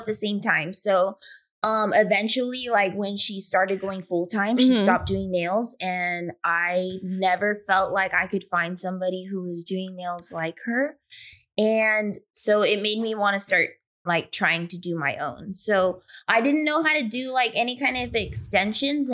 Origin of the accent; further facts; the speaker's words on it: Riverside, California, United States; I'm from Riverside, California, and I'm a nail tech.